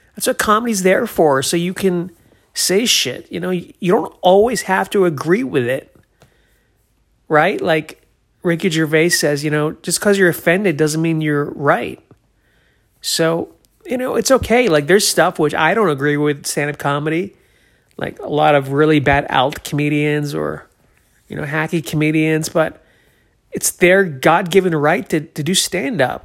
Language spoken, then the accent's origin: English; New Hampshire, United States; I'm from New Hampshire